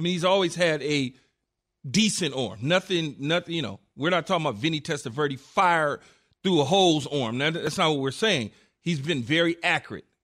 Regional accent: Los Angeles, California, United States; growing up in Los Angeles, being able to watch from the West Coast

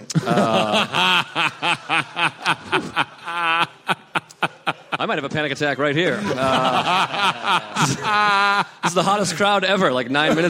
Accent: Boston, Massachusetts, United States; I'm also from Boston.

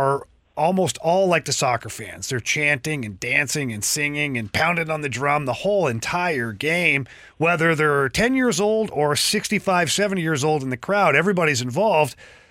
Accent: Canada; I'm a guy from Canada

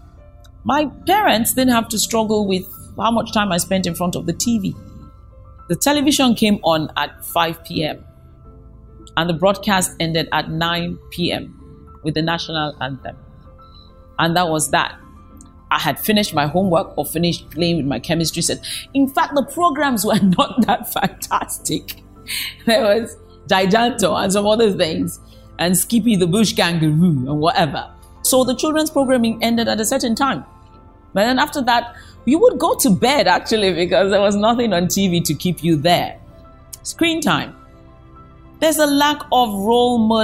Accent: Nigeria; I come from Nigeria

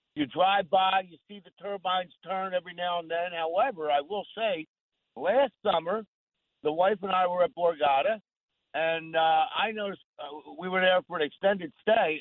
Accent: Ventnor, New Jersey, United States; also born or lived in Atlantic City, New Jersey; I was born in Atlantic City, grew up in Ventnor, a couple blocks from the beach

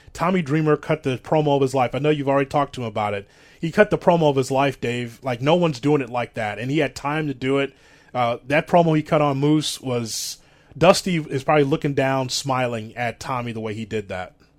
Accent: Midwest, United States; what I grew up with here in the Midwest

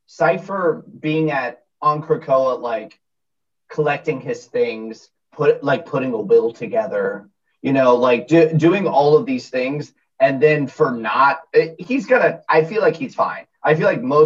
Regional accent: Florida, United States; I'm from Florida

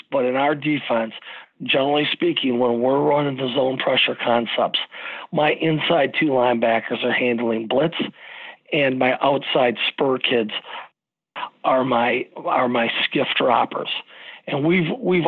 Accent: Frankenmuth, Michigan, United States; I grew up in the Christmas capital of the state of Michigan

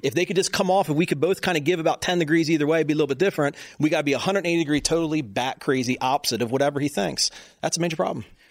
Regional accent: Baltimore, Maryland, United States; I'm from Baltimore

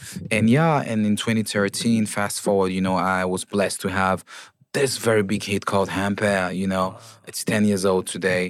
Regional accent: Bafoussam, West, Cameroon; also born or lived in Bamenda; I was a kid born in Cameroon, in the English-speaking zones of Cameroon. I was born in Bamenda, and I grew up in Bafoussam.

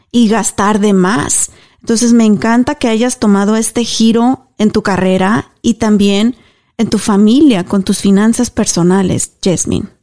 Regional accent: Mexico; moved away as an adult; now in United States; Y fui criada en México

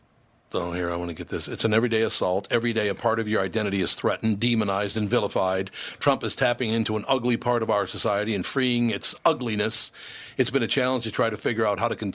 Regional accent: Minneapolis, Minnesota, United States; also born or lived in Long Prairie, Minnesota; I was born in Long Prairie, Minnesota, grew up in Minneapolis, Minnesota

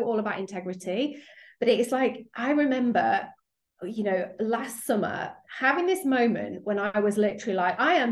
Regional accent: United Kingdom; accent: British; As you can probably hear from my accent, I'm over in the UK

